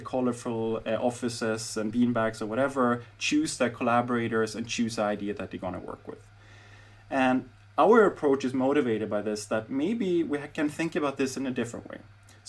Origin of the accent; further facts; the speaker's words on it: Berlin, Germany; So, I mean, now in my hometown, Berlin, I think many companies are toying around with not only skunk works, but different kinds of accelerators.